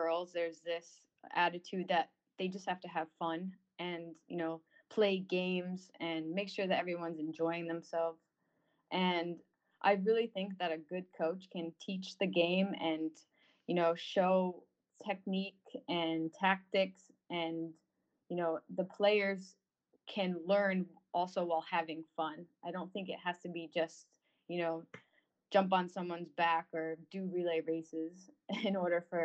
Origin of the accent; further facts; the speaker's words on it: North Haven, Connecticut, United States; I'm from Connecticut. I'm from North Haven